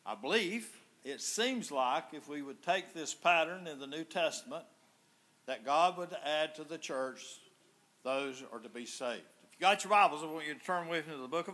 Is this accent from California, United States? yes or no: no; Yancey County, North Carolina, United States; I grew up in the Presbyterian Church over in Yancey County